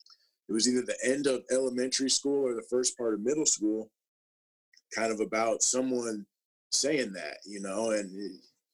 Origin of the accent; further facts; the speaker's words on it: Minnesota, United States; I grew up in Minnesota, and I went to Mounds View High School, a public school that is north of the Twin Cities